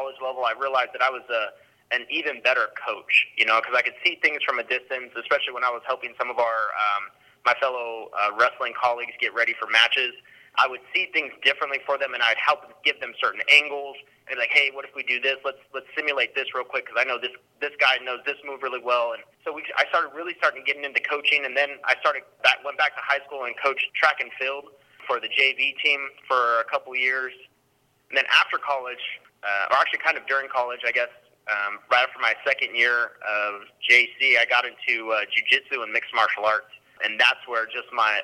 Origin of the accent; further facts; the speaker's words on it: Stockton, California, United States; I grew up in Stockton, California